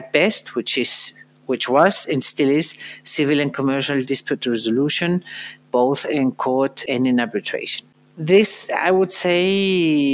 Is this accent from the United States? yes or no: no; Madrid, Community of Madrid, Spain; after I received a school education in Madrid, in my hometown